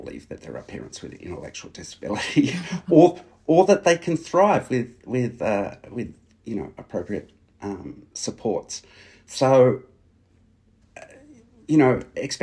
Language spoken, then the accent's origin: English; New South Wales, Australia; my home state of New South Wales